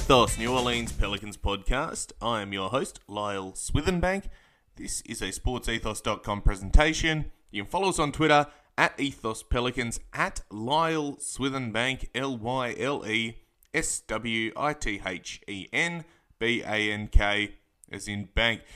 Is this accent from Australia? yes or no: yes; Perth, Western Australia, Australia; I am from Perth, Western Australia